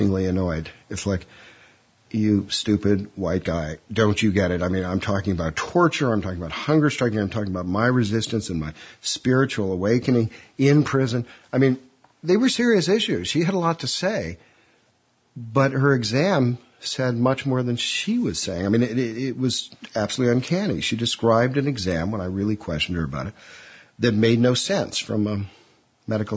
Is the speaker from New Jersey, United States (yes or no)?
no; Chicago, Illinois, United States; moved away as an adult; also born or lived in Washington; now in London, United Kingdom; I'm an American born in Chicago